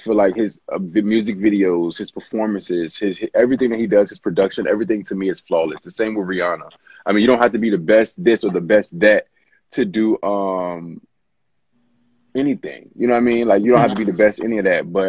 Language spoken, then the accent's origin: English; Richmond, Virginia, United States; also born or lived in Washington, D.C. / Maryland / Los Angeles; now in Atlanta, United States; I'm from Richmond, Virginia. Oh, I like to say the DMV area, because I lived in D.C. and Maryland and Virginia